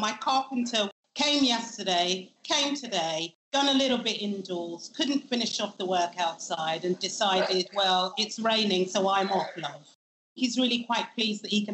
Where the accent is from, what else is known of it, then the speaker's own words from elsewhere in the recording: London, United Kingdom; I grew up in Shepherd's Bush in West London, and I went to school on the White City Estate